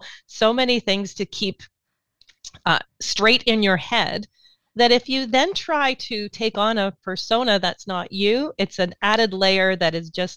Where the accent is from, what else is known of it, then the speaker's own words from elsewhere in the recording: St. Catharines, Ontario, Canada; we had something called the Speech Arts Festival where I grew up in St. Catharines